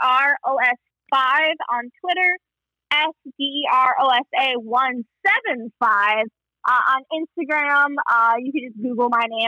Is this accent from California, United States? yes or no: no; New York, United States; As a New Yorker